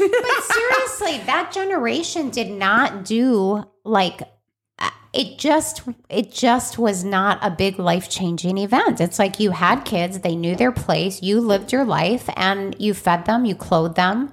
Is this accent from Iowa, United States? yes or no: no; Chicago, Illinois, United States; I grew up in Chicago